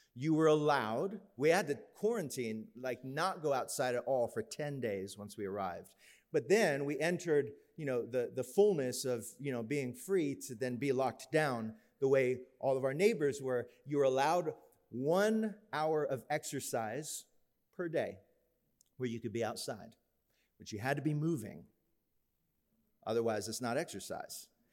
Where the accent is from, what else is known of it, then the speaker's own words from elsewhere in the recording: Florida, United States; we grew up in Florida